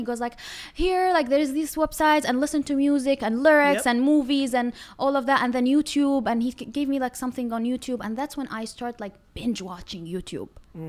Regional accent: Syria; English is a second language; also born or lived in Iraq / Turkey; now in United States; And then I grew up like in Syria, and then the war happened in Syria. We left from Syria to Turkey as also our refugees. I lived also in Turkey for like a couple of years, and then we came to America as our refugees.

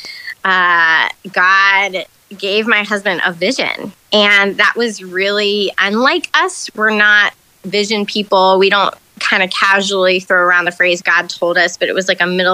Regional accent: Charlotte, North Carolina, United States; moved away as an adult; also born or lived in Chicago; now in Durham, United States; I'm originally from Charlotte, but I've lived in this area for most of my adult life.

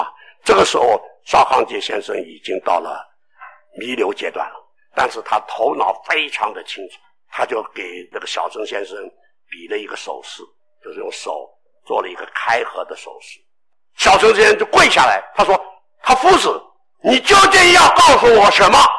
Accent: China; 这种做学问的、这种思想的传承，只有我们中国人才会有，只有中国文化才能够显现出来那种新教的观念。

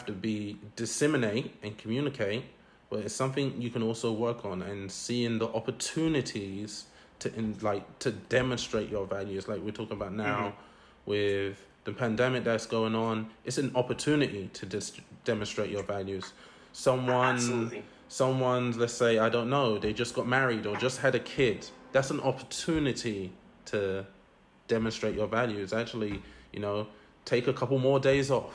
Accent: London, United Kingdom; I grew up in East London, in Newham

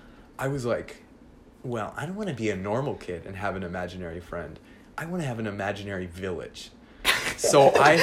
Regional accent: Newport Beach, California, United States; also born or lived in Arizona; I was born in Newport Beach, California

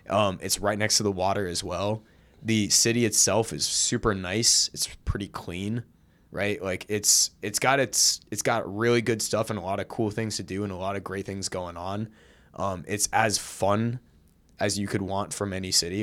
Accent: Seattle, Washington, United States; moved away; growing up in Seattle

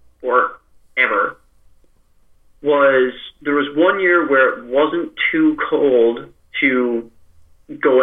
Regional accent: Newfoundland and Labrador, Canada; Growing up in Newfoundland

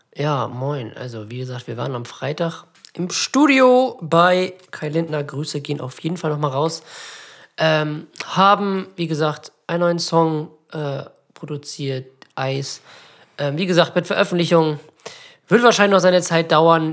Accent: Germany; als Deutsche

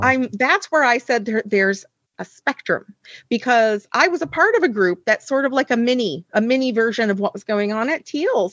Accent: United States; moved away as an adult; I am from the United States, you know, originally

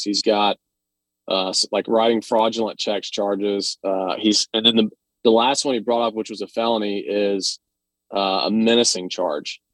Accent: Atlanta, Georgia, United States; I'm from Atlanta

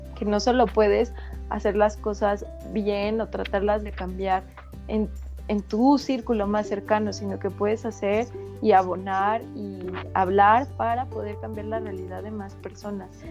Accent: Metepec, State of Mexico, Mexico; Yo soy del centro de la República, de un lugar que se llama Metepec, que está en el Estado de México

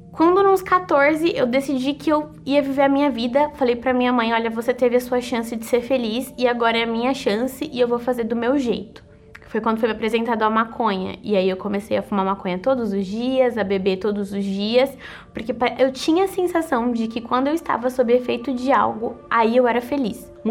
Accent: Osasco, São Paulo, Brazil; born there; eu sou estudante de gestão financeira e nasci em Osasco.

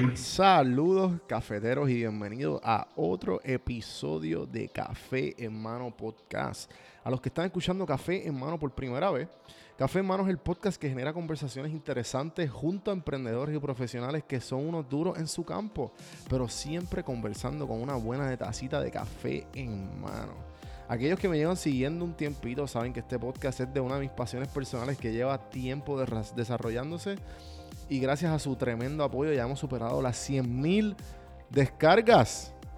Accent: Puerto Rico; moved away as an adult; now in United States; yo me crié en Puerto Rico

